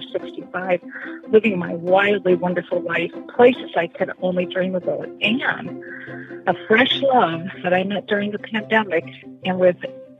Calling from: Capricorn Coast, Queensland, Australia; I am calling you from the Capricorn Coast of Queensland, Australia, where I sailed. Over 65

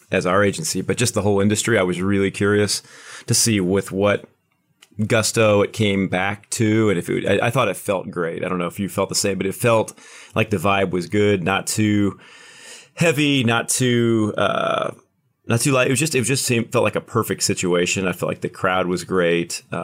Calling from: Kansas City, Missouri, United States; I am in Kansas City, right on the border of Kansas and Missouri, sitting in the Kansas or sitting on the Missouri side is where the office is today.

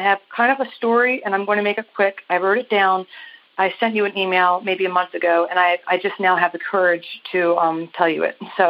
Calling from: Maryland, United States; I'm calling you from Maryland.

